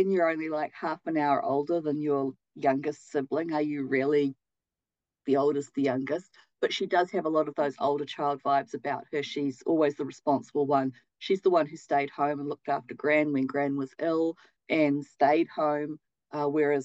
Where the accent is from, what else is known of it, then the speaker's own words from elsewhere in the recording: New Zealand; kiwi is also what we call ourselves as a people